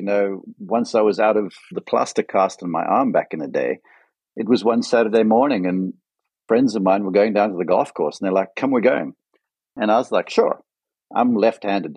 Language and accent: English; Western Cape, South Africa; moved away as an adult; also born or lived in United States; as a young man growing up in South Africa